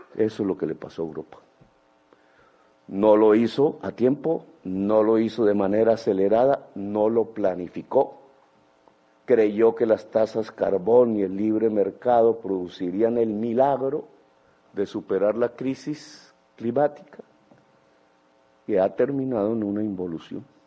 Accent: Colombia; como sociedad colombiana

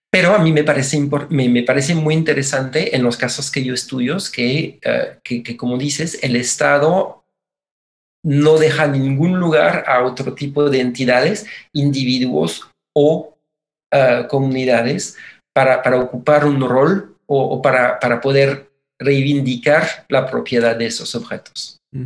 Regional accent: Mexico; somos la nación mexicana

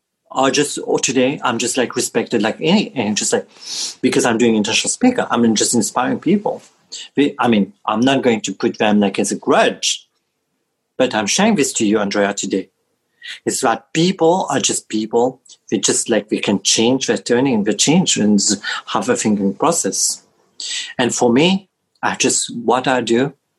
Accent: Mauritius; moved away; when I was back in Mauritius, in my home country

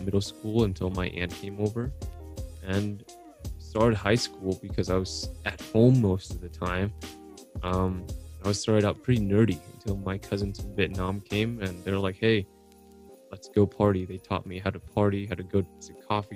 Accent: Aurora, Colorado, United States; I was born here, washed up in Aurora, Colorado

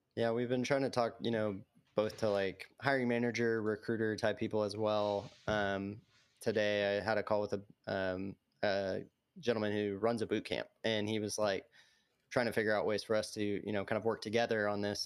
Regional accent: Little Rock, Arkansas, United States; I'm from Little Rock, Arkansas

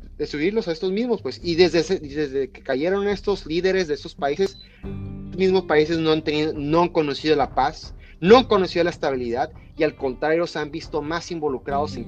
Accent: Mexico; nosotros como mexicanos

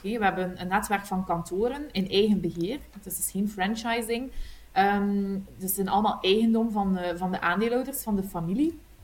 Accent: Kortrijk, Flanders, Belgium; accent: Kortrijk West Flemish; ik ben afkomstig uit Kortrijk. dat hoor je ongetwijfeld aan mijn accent, een, een, een, echte Kortrijkse, West-Vlaming

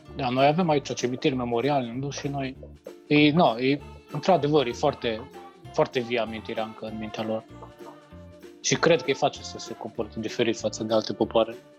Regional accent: Romania; moved away as an adult; now in Ireland; toți sunt irlandezi, numai eu sunt român acolo între ei

